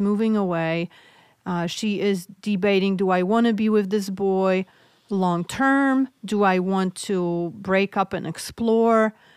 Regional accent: Poland; English is a second language; moved away; I'm originally from Poland, so hence my accent.

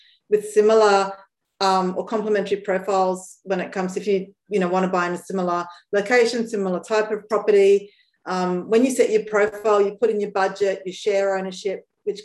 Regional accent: Brisbane, Queensland, Australia; moved away; also born or lived in Sydney; I grew up in Brisbane

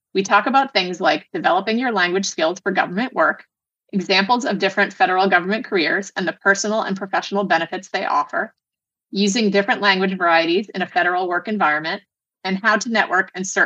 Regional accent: United States; born or raised there

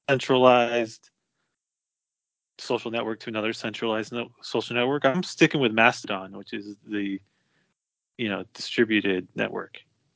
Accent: California, United States; Well, I'm from NorCal.

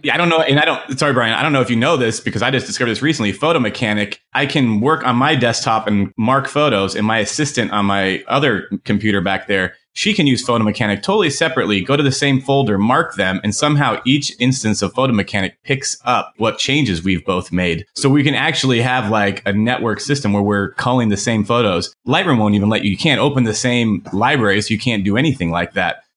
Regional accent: Phoenix, Arizona, United States; also born or lived in New York; I'm from Phoenix

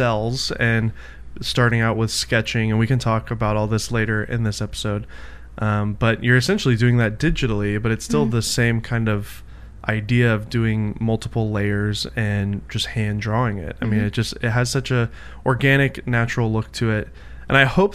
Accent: United States; I'm an American

